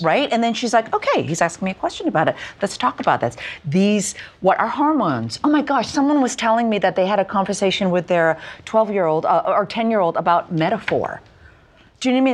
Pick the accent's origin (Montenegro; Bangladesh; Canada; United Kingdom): Canada; having been born and raised in Canada